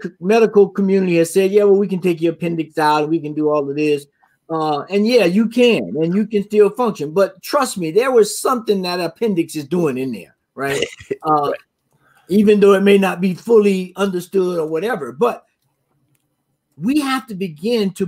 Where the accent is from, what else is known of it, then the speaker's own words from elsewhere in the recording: the South, United States; my experience growing up in the South